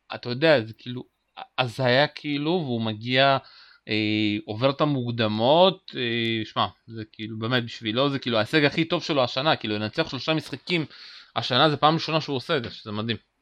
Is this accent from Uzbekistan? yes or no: yes; Uzbekistan; moved away; הוא נולד במדינה שגם אני נולדתי בה, אוזבקיסטן